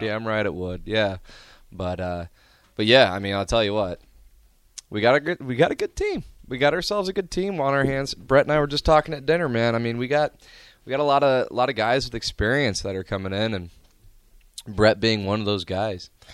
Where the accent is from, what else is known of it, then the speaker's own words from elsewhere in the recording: Omaha, Nebraska, United States; Born and raised in Omaha.